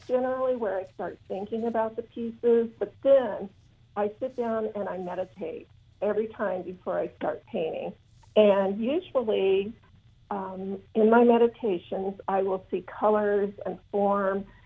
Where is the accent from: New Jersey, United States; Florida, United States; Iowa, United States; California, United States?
Iowa, United States; Southwest; I am from Southwest Iowa, live uh, on an acreage just outside a little town called Essex.